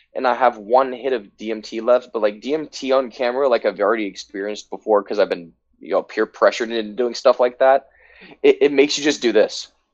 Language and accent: English; United States; also born or lived in New York State; As an American